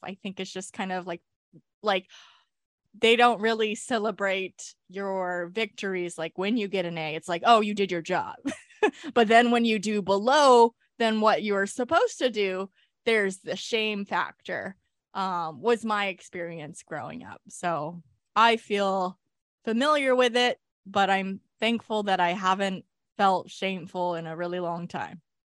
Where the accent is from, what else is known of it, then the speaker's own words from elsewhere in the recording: California, United States; I was born in California